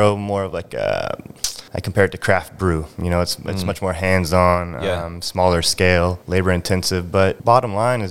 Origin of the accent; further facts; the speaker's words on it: Drayton Harbor, Washington, United States; moved away as an adult; also born or lived in California; I'm 6 years old walking around eelgrass beds out in Drayton Harbor.